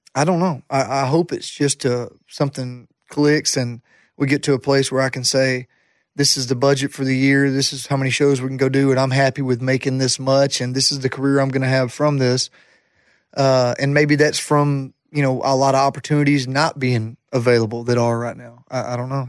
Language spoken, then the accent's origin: English; Jacksonville, Alabama, United States; Jacksonville State University was my hometown college.